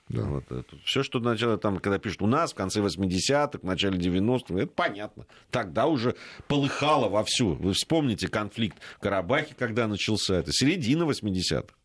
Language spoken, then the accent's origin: Russian; Fergana, Fergana Region, Uzbekistan; now in Saint Petersburg, Russia; Да, добрый вечер … из Санкт-Петербурга. Родилась и выросла в Узбекистане, в Фергане, училась в русской школе.